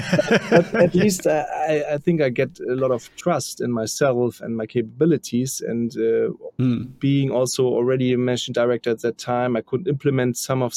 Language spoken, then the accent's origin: English; Germany; now in Hamburg, Germany; I live in Hamburg and also grow up quite near to Hamburg